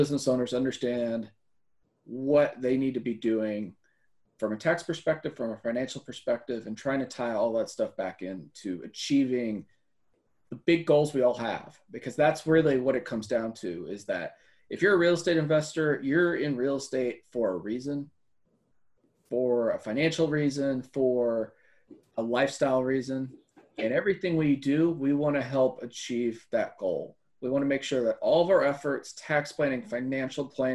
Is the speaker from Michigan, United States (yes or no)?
no; Central Texas, United States; I grew up in Central Texas. My family's lived in Central Texas for 150 years, pretty much